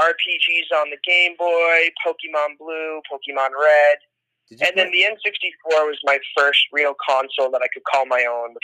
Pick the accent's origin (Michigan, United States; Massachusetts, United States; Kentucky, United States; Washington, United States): Massachusetts, United States; north of Boston; I was born and raised north of Boston.